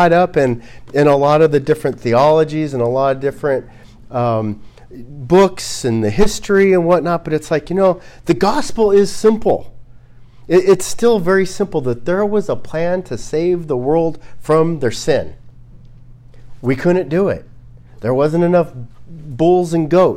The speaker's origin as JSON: {"language": "English", "country": "United States", "said": "as an American"}